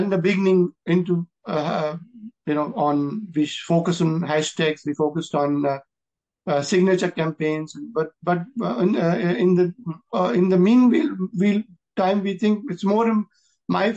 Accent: India; as an Indian

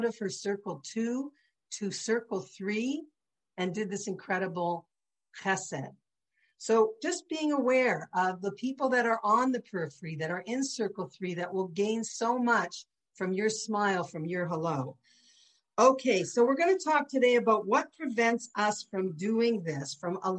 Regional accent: St. Catharines, Ontario, Canada; I'm from St. Catharines. We talked to strangers our whole life.

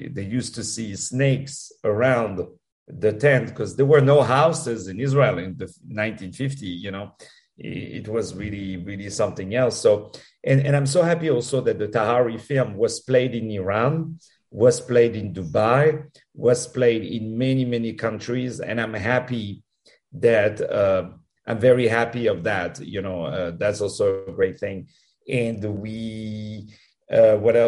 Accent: Paris, Île-de-France, France; I was born in Paris, as you can hear with my accent

